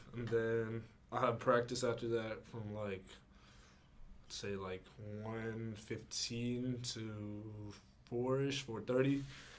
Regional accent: Santa Cruz, California, United States; moved away as an adult; now in Santa Clara, United States; I'm from Santa Cruz. I'm a sophomore at Santa Clara University.

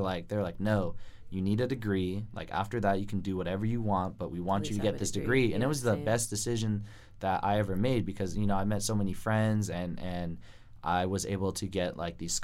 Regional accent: Santa Cruz, California, United States; moved away; I grew up in Santa Cruz

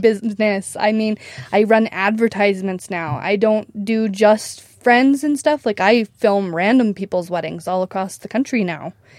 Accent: Preston, Idaho, United States; I grew up in Idaho, Preston, Idaho

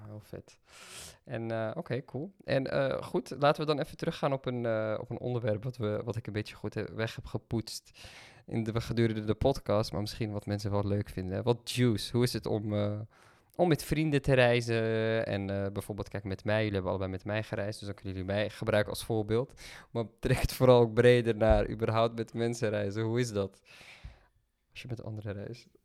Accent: Netherlands; als Nederlanders

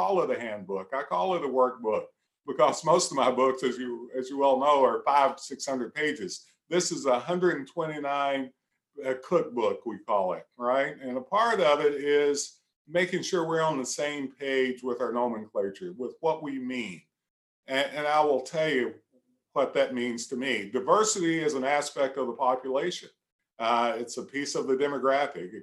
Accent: Central Appalachia, United States; I'm just old country boy, is what I tell folk. I'm from Central Appalachia.

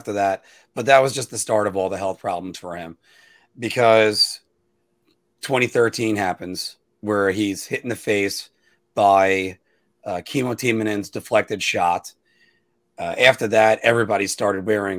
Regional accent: United States; I'm American

